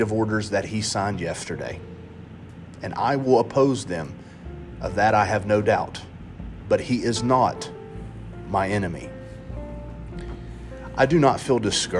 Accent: United States; As a Christian American

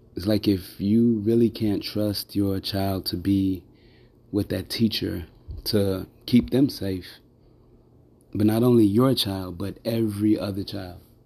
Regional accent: Chicago, Illinois, United States; I grew up in Chicago most of my life.

